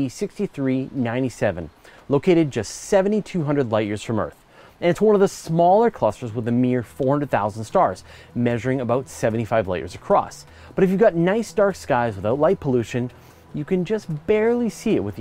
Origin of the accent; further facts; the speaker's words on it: Canada; as a Canadian